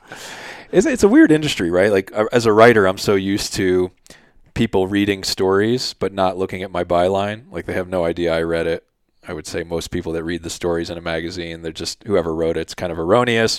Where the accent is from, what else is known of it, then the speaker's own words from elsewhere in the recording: Philadelphia, Pennsylvania, United States; moved away; growing up in Philly